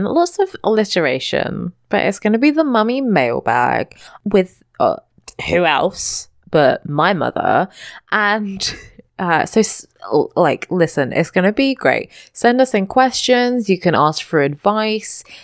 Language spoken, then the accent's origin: English; London, United Kingdom; I'm from London